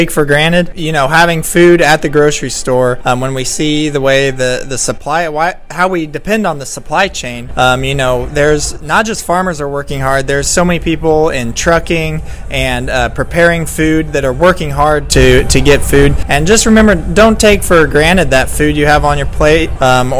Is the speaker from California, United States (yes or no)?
no; Kansas, United States; We're family farmers from Kansas